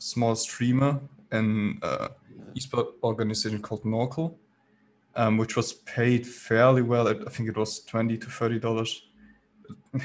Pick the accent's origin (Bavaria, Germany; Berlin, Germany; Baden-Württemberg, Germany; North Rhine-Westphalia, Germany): Baden-Württemberg, Germany; I'm from Germany, so I started within the German business